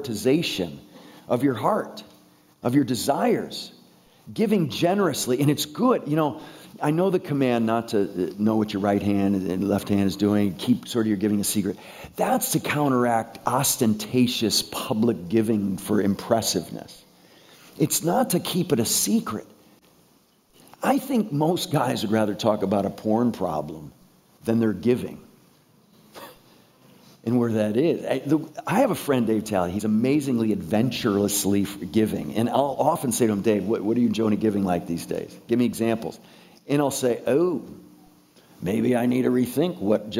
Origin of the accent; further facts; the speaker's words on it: Connecticut, United States; I grew up in the Northeast in Connecticut